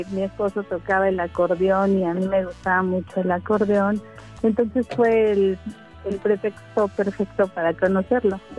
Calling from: Atizapán de Zaragoza, State of Mexico, Mexico; hablando de Atizapán de Zaragoza.

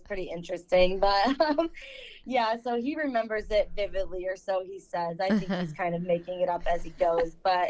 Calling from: Saginaw, Michigan, United States; I'm from Saginaw, Michigan.

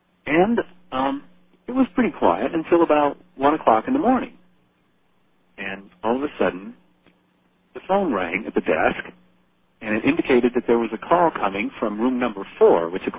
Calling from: Wilkes-Barre, Pennsylvania, United States; from Wilkes-Barre, Pennsylvania.

